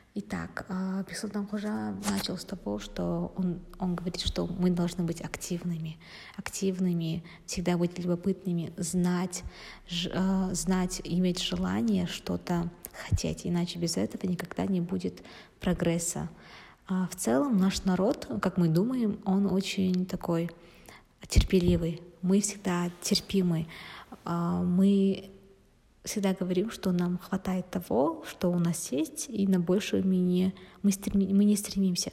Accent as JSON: {"language": "Russian", "country": "Kazakhstan", "said": "мы же казахи"}